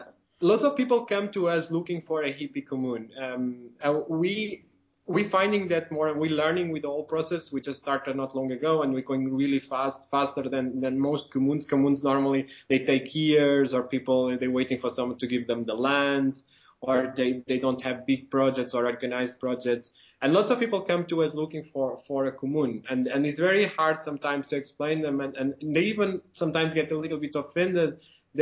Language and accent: English; Portugal; I'm from Portugal as well